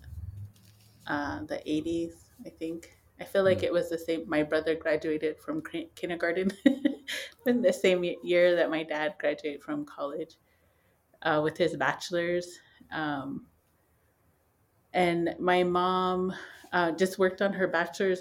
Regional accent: Pine Ridge Reservation, South Dakota, United States; I was born and raised on the Pine Ridge Reservation

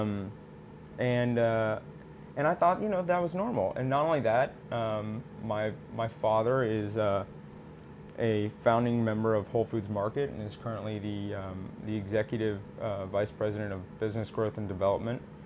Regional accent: Austin, Texas, United States; also born or lived in Houston, Texas; I grew up in Austin, or born in Houston, lived in Houston for a little bit, but then moved to Austin, Texas. Seventh generation Texan

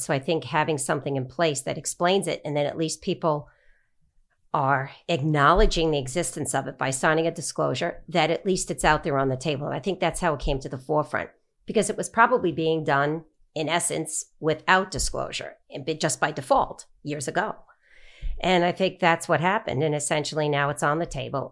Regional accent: Long Island, New York, United States; I grew up on Long Island

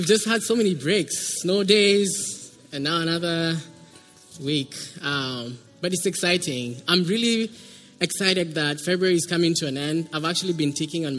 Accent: Kenya; moved away as an adult; now in United States; I come from Kenya. That's why you can hear an accent.

